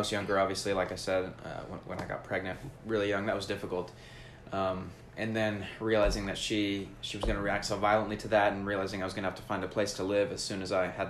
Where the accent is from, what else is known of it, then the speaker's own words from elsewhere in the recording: Atlanta, Georgia, United States; So I grew up in Atlanta with my mom. She was single.